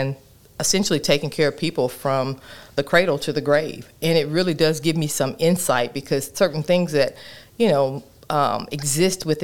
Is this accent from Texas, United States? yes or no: no; Little Rock, Arkansas, United States; moved away as an adult; also born or lived in Jonesboro, Arkansas / Paragould, Arkansas; I'm originally from Little Rock, Arkansas